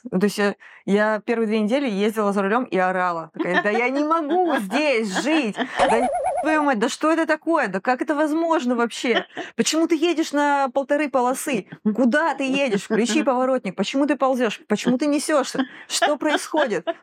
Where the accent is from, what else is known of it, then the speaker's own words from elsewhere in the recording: Rostov-on-Don, Rostov Oblast, Russia; То есть, во-первых, я доехала до Ростова. Ростов мой родной город, класс.